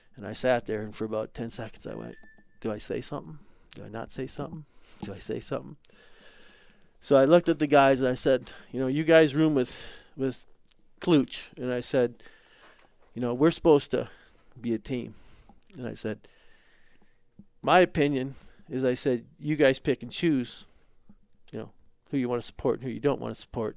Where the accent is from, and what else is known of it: United States